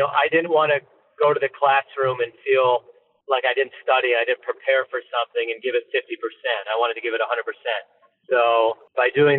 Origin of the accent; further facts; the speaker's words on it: Michigan, United States; growing up in Michigan